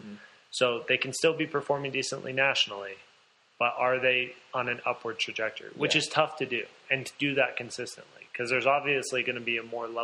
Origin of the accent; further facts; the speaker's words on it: San Diego, California, United States; now in Boulder, United States; I grew up in Southern California in San Diego.